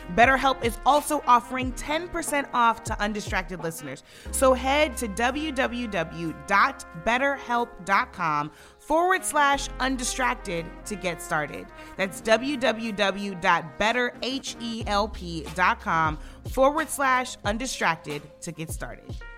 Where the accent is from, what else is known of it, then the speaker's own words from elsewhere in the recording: Missouri, United States; my hometown Congresswoman Cory Bush